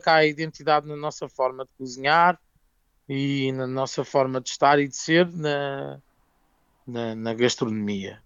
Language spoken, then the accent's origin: Portuguese; Ribatejo, Portugal; Somos muito portugueses e muito ribatejantes